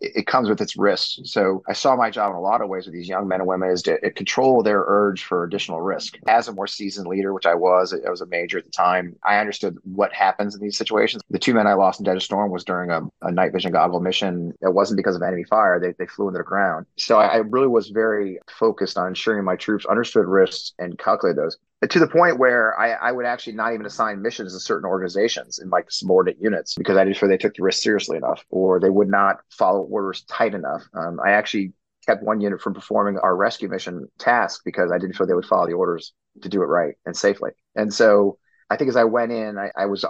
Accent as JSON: {"language": "English", "region": "Missouri", "country": "United States", "said": "I'm from Missouri"}